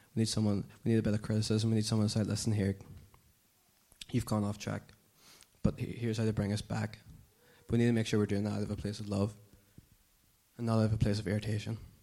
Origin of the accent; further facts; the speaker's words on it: Dungannon, Northern Ireland, United Kingdom; moved away as an adult; now in Belfast, United Kingdom; I'm from Dungannon